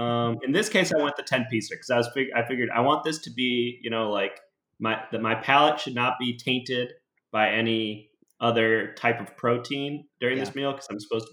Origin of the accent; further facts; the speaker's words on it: Oak Park, Illinois, United States; I'm from Oak Park